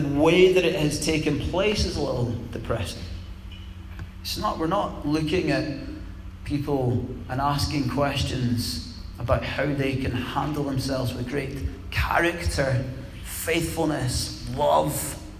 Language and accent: English; Scotland, United Kingdom; calling us British, but we're also Scottish